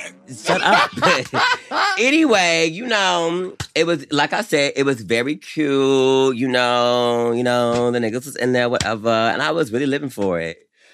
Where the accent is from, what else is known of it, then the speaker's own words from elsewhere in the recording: the South, United States; as someone growing up in the South like me